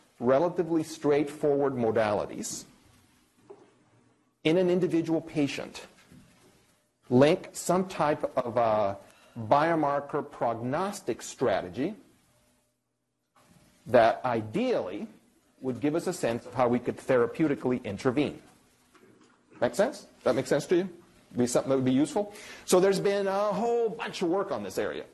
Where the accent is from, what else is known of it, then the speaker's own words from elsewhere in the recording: Cuba; also born or lived in Ann Arbor, Michigan; now in New York, United States; I'm Cuban. I was born in Cuba. I'm an immigrant from Cuba.